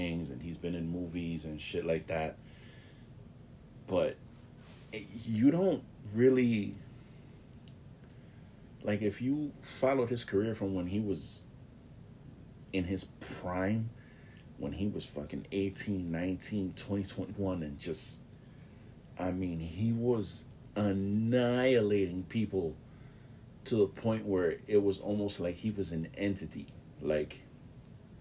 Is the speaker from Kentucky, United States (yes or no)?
no; New York City, New York, United States; I grew up in the Bronx, New York